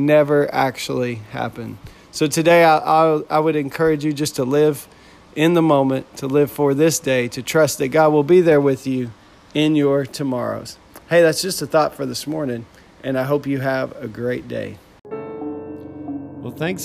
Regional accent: Texas, United States; where I grew up in Texas

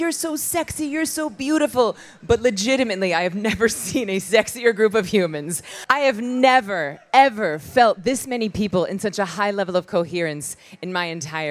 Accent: Tallahassee, Florida, United States; moved away; I was born in Tallahassee, Florida, which is 7 minutes from the Georgia line. And I grew up with a bunch of sweaty dudes in a church

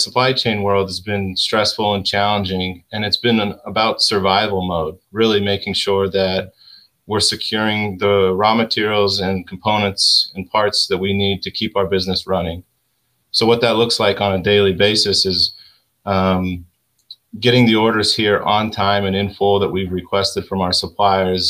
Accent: Salt Lake City, Utah, United States; moved away as an adult; now in Connecticut, United States; I'm originally born and raised in Salt Lake City, Utah

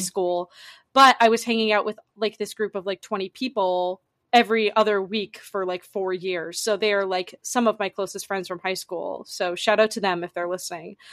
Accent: Massachusetts, United States; I'm originally from Massachusetts.

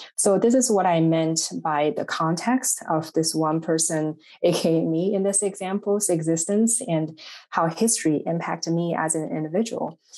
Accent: Shanghai, China; English is a second language; moved away as an adult; also born or lived in Indiana / Chicago; now in United States; I am originally from Shanghai, China.

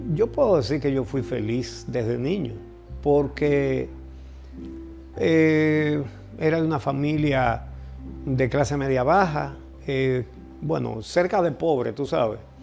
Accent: Santiago de los Caballeros, Santiago, Dominican Republic; moved away as an adult; also born or lived in San Cristóbal, Dominican Republic; now in Santo Domingo, Dominican Republic; Yo no me siento capitaleño, aunque tengo muchos años viviendo aquí. Yo soy santiaguero

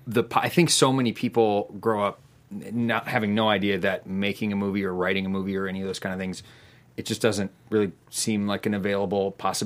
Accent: Burbank, California, United States; also born or lived in Pasadena; I grew up in Burbank, California, and also in Pasadena a little bit later.

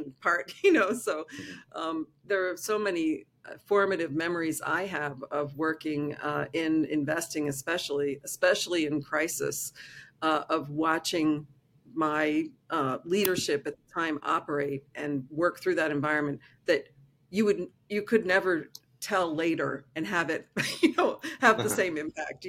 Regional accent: East Coast of the United States, United States; I grew up on the East Coast of the United States

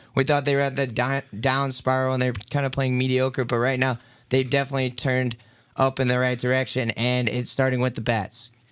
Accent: Houston, Texas, United States; I'm from the Houston area.

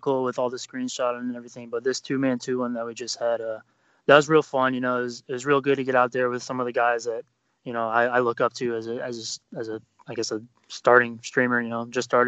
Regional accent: Florida, United States; moved away as an adult; now in Germany; I'm from Florida. I'm a military guy, so I live in Germany right now

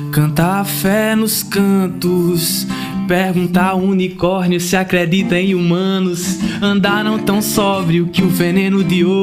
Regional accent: Santana dos Garrotes, Paraíba, Brazil; E temos eu e João Paulo, que nós somos do Vale do Piancó, no sertão. Eu sou da cidade de Santana dos Garrotes e ele de Garaci.

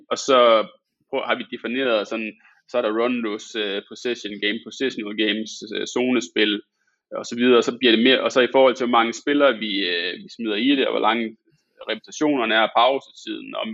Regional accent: Aalborg, North Denmark Region, Denmark; nu kommer jeg fra Aalborg

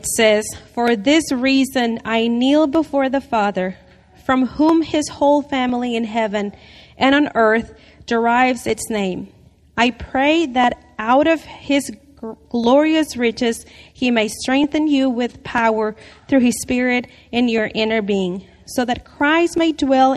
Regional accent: Mexico; moved away; I grew up in Mexico in a very, very poor family

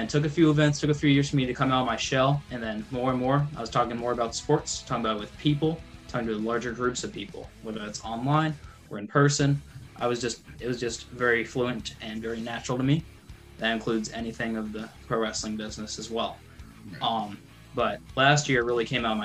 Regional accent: Raleigh, North Carolina, United States; I'm from Raleigh, North Carolina.

